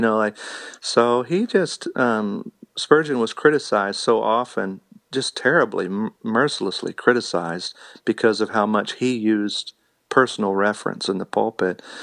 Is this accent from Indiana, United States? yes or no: yes; Indiana, United States; now in Missouri, United States; I'm a Hoosier from Indiana